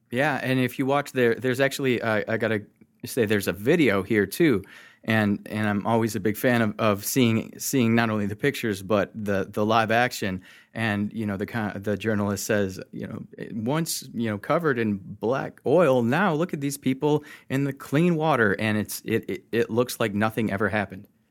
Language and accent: English; Michigan, United States; I'm from Michigan.